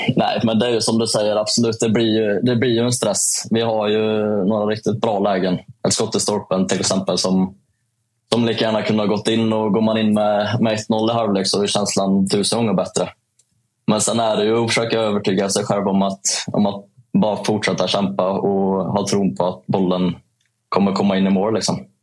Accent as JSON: {"language": "Swedish", "town": "Säffle", "region": "Värmland", "country": "Sweden", "tie": "born or raised there", "accent": "Värmland dialect", "moved": "yes", "said": "en liten kille som kommer från Säffle"}